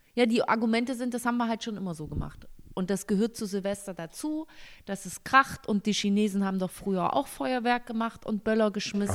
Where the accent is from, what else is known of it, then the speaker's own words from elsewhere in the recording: East Germany, Germany; ich komme aus dem Osten